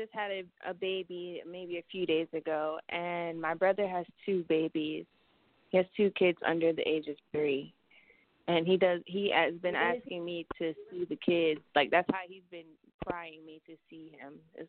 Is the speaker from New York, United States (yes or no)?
yes; New York, United States; Oh, I'm from New York. I have to keep a little piece of home with me.